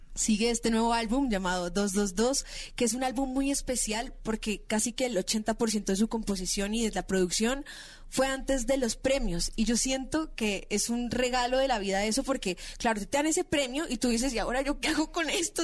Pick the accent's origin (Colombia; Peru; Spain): Colombia; Bogotá; yo soy de Bogotá, tengo 24 años, empecé a trabajar en televisión